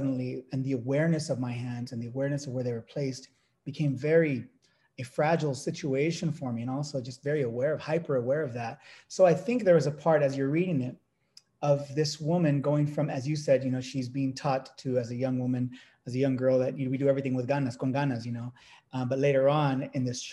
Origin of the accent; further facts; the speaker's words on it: Dinuba, California, United States; the town I grew up in Central California, the town of Dinuba